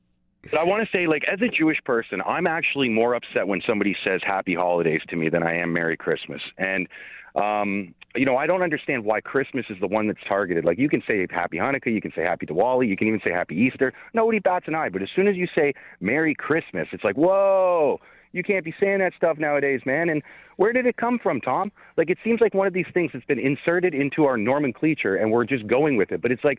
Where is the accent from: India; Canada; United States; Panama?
Canada; as a Canadian